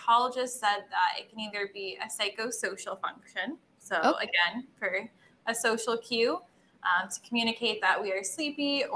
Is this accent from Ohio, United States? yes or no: no; Michigan, United States; growing up in Michigan